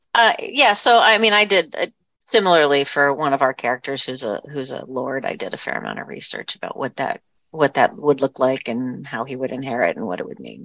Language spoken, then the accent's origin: English; southeastern Pennsylvania, United States; I grew up in southeastern Pennsylvania where I still live.